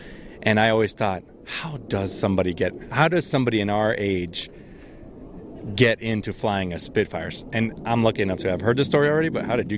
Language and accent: English; United States; moved away as an adult; now in Bury St Edmunds, United Kingdom; as an American living over in the UK